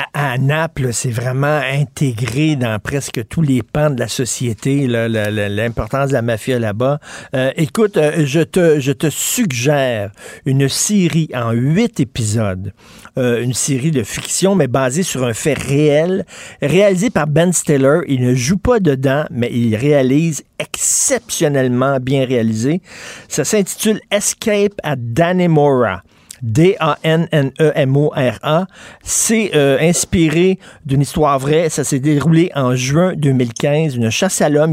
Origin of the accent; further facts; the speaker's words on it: Quebec, Canada; first language French; Je suis chez nous au Québec